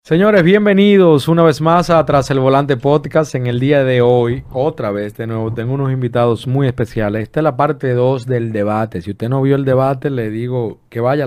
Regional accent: Dominican Republic; aquí en este país, en mi país, que amo y adoro

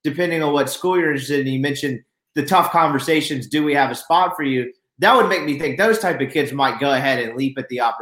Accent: Mississippi, United States; I grew up in Mississippi

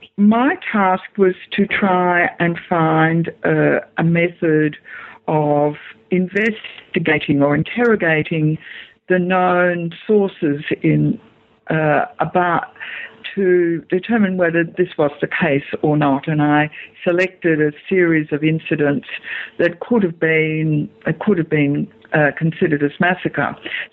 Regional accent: Australia; as an Australian historian, there was quite a debate about 10 years ago about just how violent the Australian colonial frontier was.

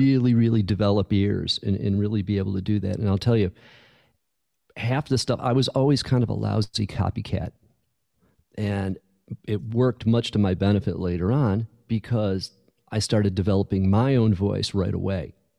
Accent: Buffalo, New York, United States; moved away; also born or lived in California; growing up in Buffalo, you know, in, in, in Western New York

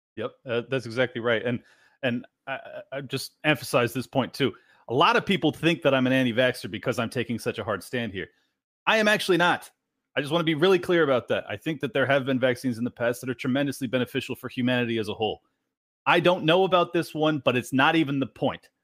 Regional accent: San Diego, California, United States; moved away as an adult; now in Miami, United States; I was born and raised in San Diego

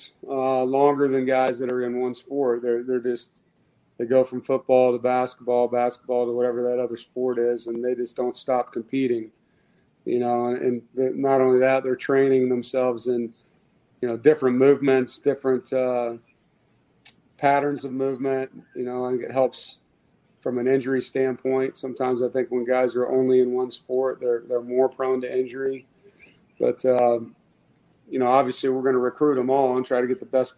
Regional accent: Kansas City, United States; moved away; a high school coach back in my hometown in Kansas City

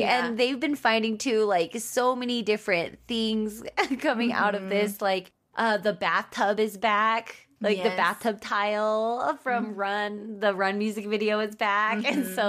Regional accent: United States; proving that I am American because I've lived here my entire life. I was born and raised here.

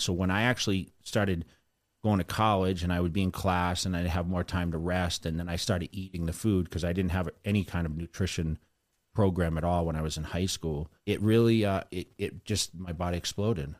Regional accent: Sterling, Massachusetts, United States; moved away; I grew up in Sterling

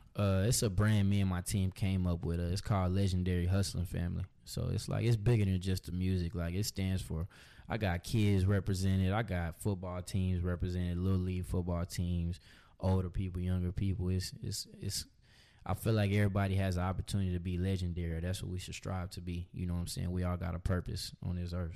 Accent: Austin, Texas, United States; also born or lived in Pflugerville, Texas; Austin, born and raised.

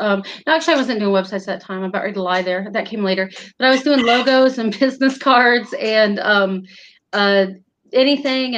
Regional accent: Northern Indiana, United States; moved away as an adult; now in Virginia, United States; I'm in Virginia now, but I was from Northern Indiana. I lived there at the time.

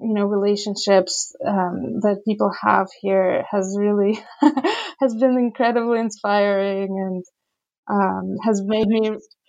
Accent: Saint Petersburg, Russia; growing up in Petersburg, you know, in the 80s and 90s, I personally didn't even know the word homosexual

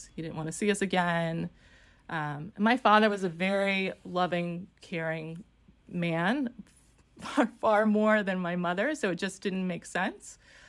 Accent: New York, United States; I was born in New York. I'm one of six kids. My mother had four kids with my father, got remarried and had two more. We were all living in New York, and I was about four when my parents got divorced.

